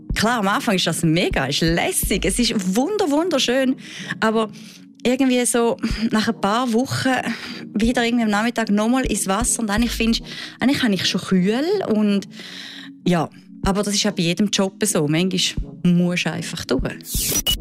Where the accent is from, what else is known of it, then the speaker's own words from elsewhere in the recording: Switzerland; bei uns in der Schweiz